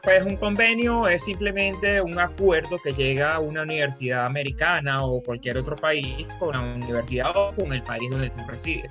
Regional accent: Venezuela; moved away as an adult; now in United States; Yo vengo de Venezuela

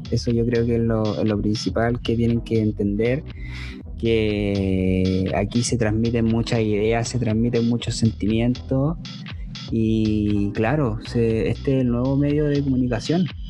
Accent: Chile; acá en Chile

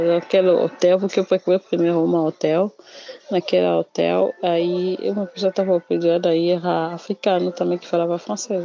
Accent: Kinshasa, DR Congo; Portuguese is a second language; moved away as an adult; now in Brazil; eu sou da capital de Kinshasa. É, sempre morei na capital

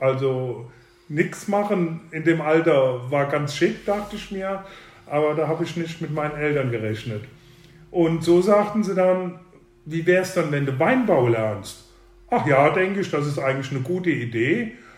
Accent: Leutesdorf, Rhineland-Palatinate, Germany; unsere Heimat hier Leutesdorf ist die älteste weinbautreibende Gemeinde am Mittelrhein

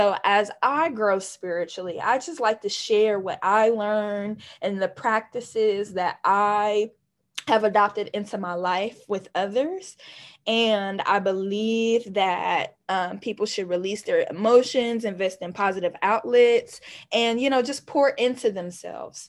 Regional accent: Columbus, Ohio, United States; I was born and raised in Columbus, Ohio.

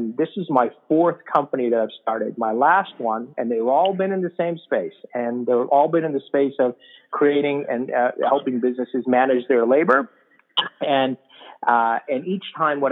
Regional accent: Chicago, Illinois, United States; moved away as an adult; also born or lived in San Diego, California; now in Carlsbad, United States; I live in California now, but I grew up in Chicago.

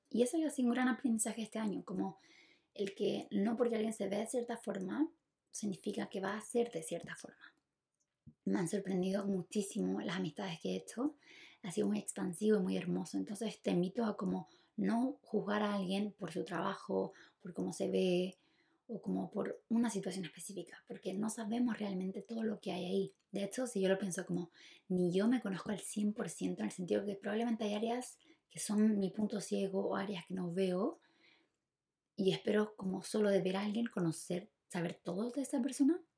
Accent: Chile; yo nací en Chile

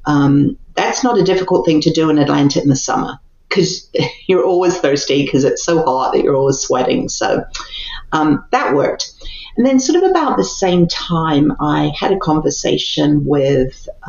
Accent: Christchurch, Canterbury, New Zealand; moved away as an adult; also born or lived in England / Japan / Seoul, South Korea; now in United States; I was actually born in England and lived in England until I was 9. And then my family emigrated to New Zealand, which is really the place that I call home.

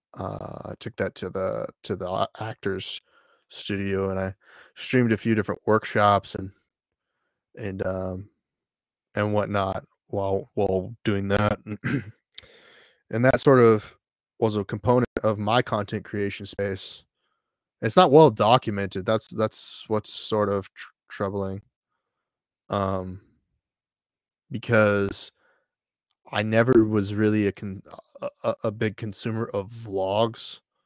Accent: Texas, United States; I grew up in Texas

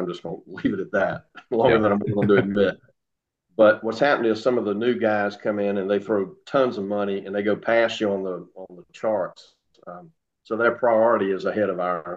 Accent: Savannah, Georgia, United States; growing up in Savannah

